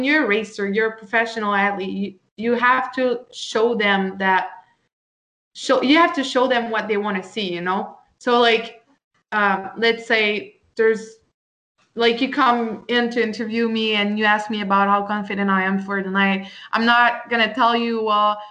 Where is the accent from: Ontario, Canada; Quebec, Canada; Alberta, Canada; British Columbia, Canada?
Quebec, Canada; to show people I'm Canadian.